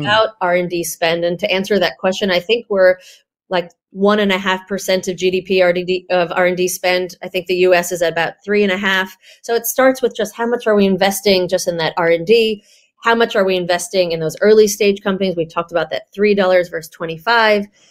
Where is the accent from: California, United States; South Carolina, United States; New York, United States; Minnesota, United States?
New York, United States; now in Australia; New Yorker of the bunch